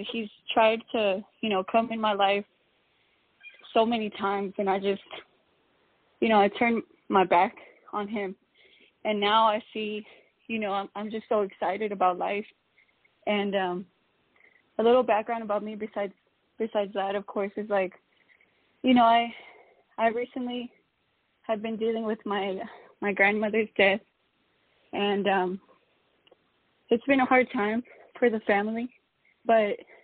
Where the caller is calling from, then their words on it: Houston, Texas, United States; I'm calling in from Houston, Texas